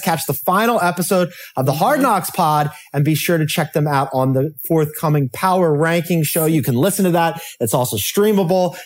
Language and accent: English; Philadelphia, Pennsylvania, United States; as a Philadelphian